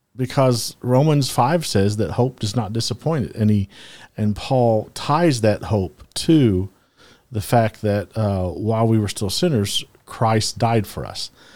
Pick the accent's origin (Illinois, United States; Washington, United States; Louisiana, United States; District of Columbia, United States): Louisiana, United States; I am from the South. My dad, you know, grew, I grew up in Louisiana